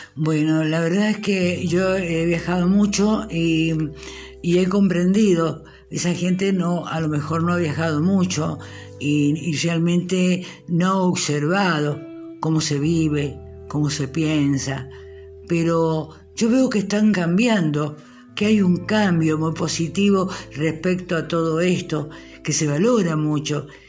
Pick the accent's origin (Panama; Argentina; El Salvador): Argentina; nuestra patria